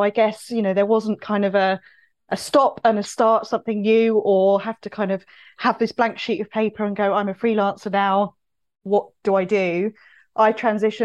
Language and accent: English; Cambridge, East of England, United Kingdom; moved away; I'm originally from Cambridge. I have a network in Cambridge